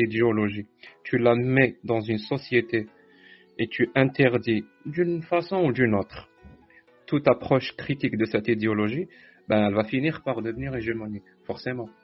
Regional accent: Algeria; moved away as an adult; now in Canada; je suis algérien

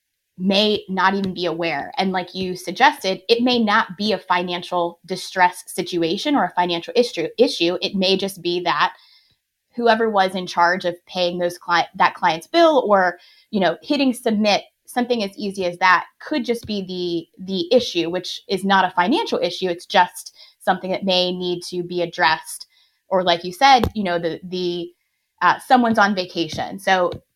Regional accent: Pittsburgh, Pennsylvania, United States; I'm born and raised in Pittsburgh and certainly will never leave

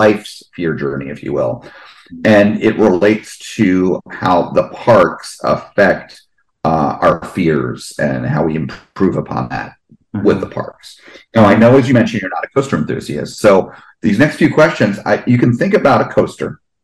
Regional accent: New Jersey, United States; moved away; I grew up in New Jersey

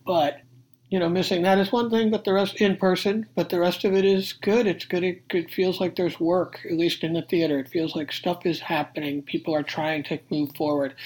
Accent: Rochester, New York, United States; I'm originally from Rochester, New York

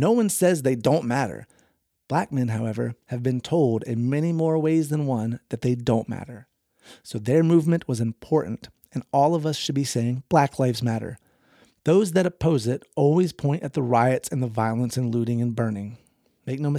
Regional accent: the South, United States; I grew up in the South

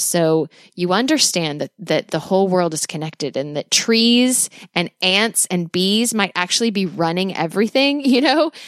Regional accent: United States; as an American

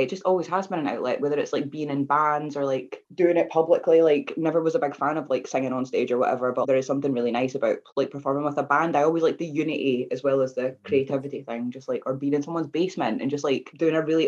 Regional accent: Glenrothes, Scotland, United Kingdom; moved away as an adult; What was good and bad about Glenrothes is that it sort of pushed me out of my comfort zone, because I had to leave

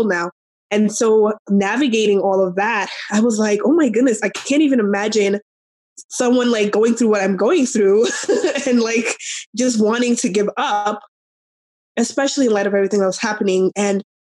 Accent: New York, United States; moved away as an adult; now in Arizona, United States; I'm from New York originally. We moved to Arizona

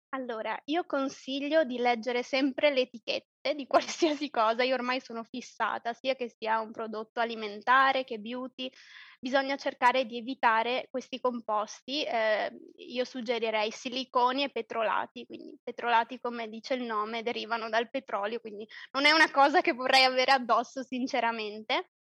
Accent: province of Treviso, Veneto, Italy; moved away as an adult; also born or lived in Calabria (ancestry); now in Poland; io sono italiana, di origine calabrese, ma nata nel nord, nel, in Veneto, provincia di Treviso, però da due anni vivo in Polonia

